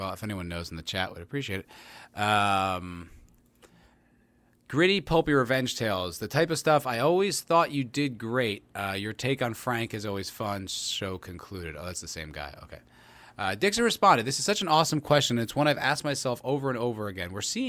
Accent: South Africa; I'm from South Africa, so I might be a little biased

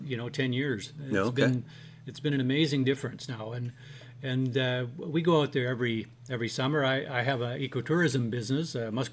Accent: Chetwynd, British Columbia, Canada; I grew up in Chetwynd

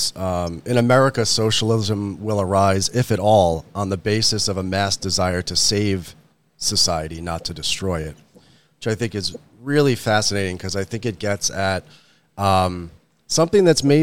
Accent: New York City suburbs, United States; both you and me and Andy are all post-urban ethnic whites from the New York City suburbs

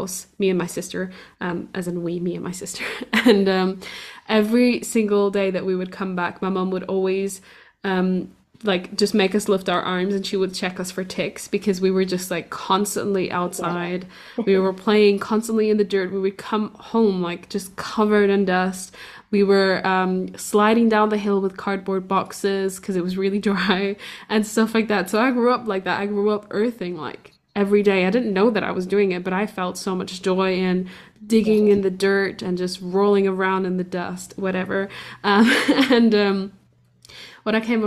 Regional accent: Portugal; I grew up in Portugal

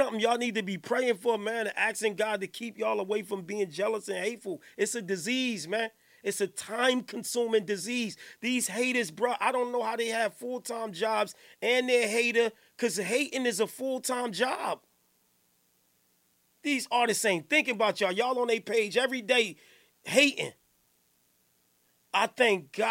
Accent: Newark, New Jersey, United States; I'm from Johnson Ave.

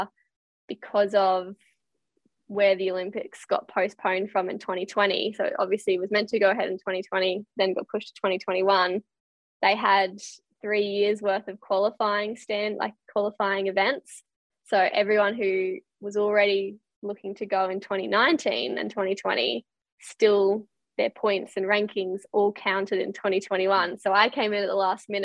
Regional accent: Alstonville, New South Wales, Australia; also born or lived in Sydney; I grew up in a little town called Alstonville, about 20 minutes from Ballina and Byron Bay on the north coast of New South Wales. So I was born in Sydney, but moved up there when I was about 2.

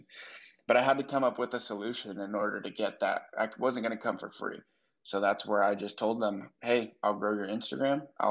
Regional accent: San Diego, California, United States; moved away as an adult; also born or lived in Minot, North Dakota; now in Austin, United States; I grew up in San Diego.

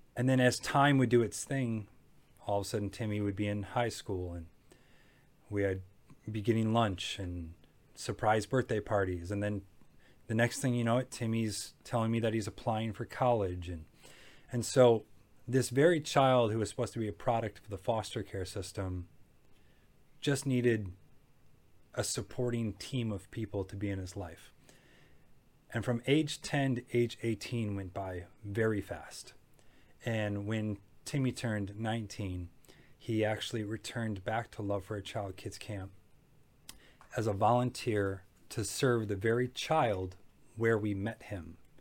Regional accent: Macomb County, Michigan, United States; I grew up in Macomb County, a suburban area that was kind of known for above average living

